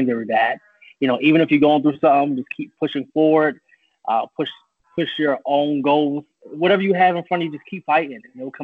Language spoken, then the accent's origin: English; Philadelphia, Pennsylvania, United States; moved away as an adult; also born or lived in Charlotte, North Carolina / New York; now in Florida, United States; I was born in Charlotte, North Carolina, but I was really raised in Philadelphia, PA